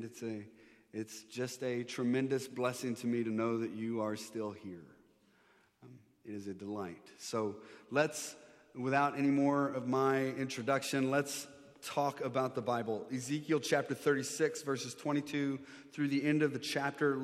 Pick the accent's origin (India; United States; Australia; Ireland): United States; Maryland; now in Texas, United States; I grew up here in Maryland, went to high school, went to this church